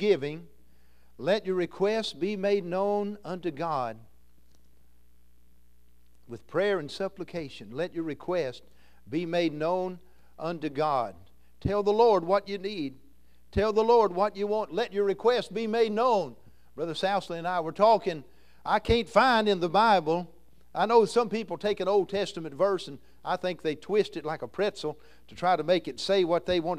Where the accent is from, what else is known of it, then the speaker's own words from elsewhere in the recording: Kentucky, United States; I'm from Kentucky